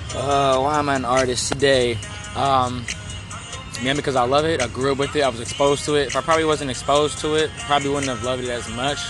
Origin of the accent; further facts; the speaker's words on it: Oakland, California, United States; I'm from um, Oakland, California.